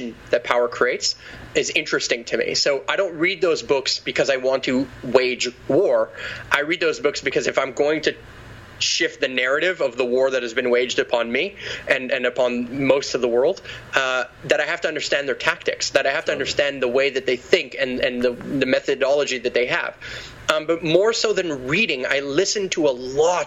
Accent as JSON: {"language": "English", "region": "Quebec", "country": "Canada", "said": "I'm from Quebec."}